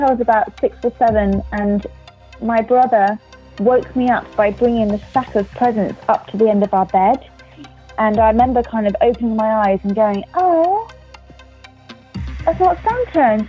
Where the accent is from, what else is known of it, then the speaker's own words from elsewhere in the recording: England, United Kingdom; now in United States; in England, we